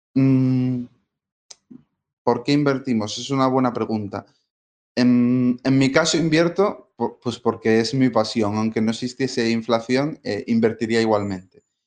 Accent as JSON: {"language": "Spanish", "region": "Galicia", "country": "Spain", "moved": "as an adult", "said": "volver a mi tierra, a Galicia"}